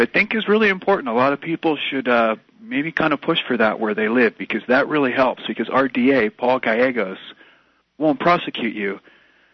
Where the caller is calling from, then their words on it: Humboldt County, California, United States; I'm calling from Humboldt County, California